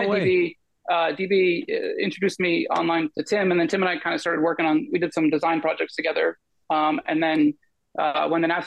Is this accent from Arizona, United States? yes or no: no; Bay Area, California, United States; I'm from the Bay Area. I'm from that area